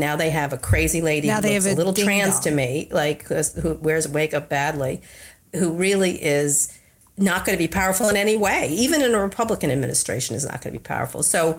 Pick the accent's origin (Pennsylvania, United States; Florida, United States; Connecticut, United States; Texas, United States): Pennsylvania, United States; me and my family's from Pennsylvania and a lot of them still live there. And I was born in Pennsylvania. I was actually born in Pennsylvania.